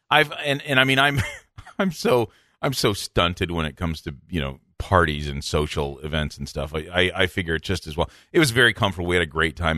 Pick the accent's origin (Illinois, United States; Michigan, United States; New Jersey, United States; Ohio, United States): Michigan, United States; Midland; also born or lived in Minnesota / Cincinnati; Midland, Michigan, my hometown